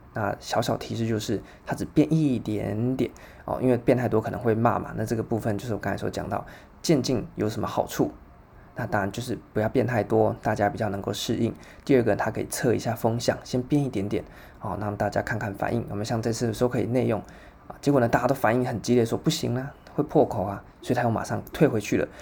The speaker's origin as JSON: {"language": "Chinese", "country": "Taiwan", "said": "我们台湾人就应该很熟悉的"}